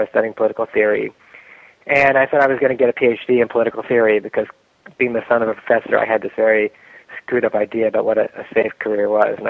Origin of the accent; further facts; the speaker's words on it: New York City, New York, United States; I grew up in the Upper West Side of Manhattan, and I sort of come from an interesting and unusual family. My father was born in Russia in 1917. I'm 45 now